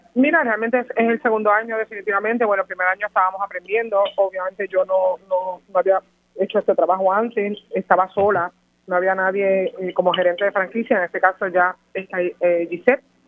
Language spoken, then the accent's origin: Spanish; Mayagüez, Puerto Rico; Nosotros somos todos de Mayagüez